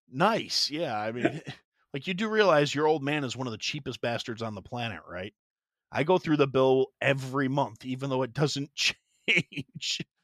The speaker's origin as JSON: {"language": "English", "town": "Kenosha", "region": "Wisconsin", "country": "United States", "tie": "born or raised there", "moved": "yes", "said": "Kenosha, Wisconsin, that's actually my hometown, that's where I'm from"}